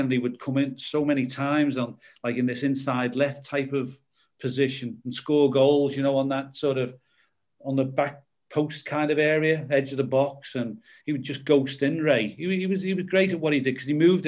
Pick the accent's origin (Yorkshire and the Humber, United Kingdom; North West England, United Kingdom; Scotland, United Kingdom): North West England, United Kingdom; Liverpool; growing up in Liverpool with this Liverpool Everton rivalry